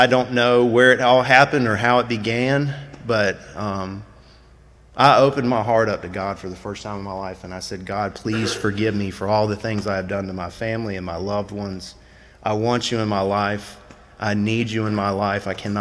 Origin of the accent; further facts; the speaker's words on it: Tallahassee, Florida, United States; I'm from Tallahassee, Florida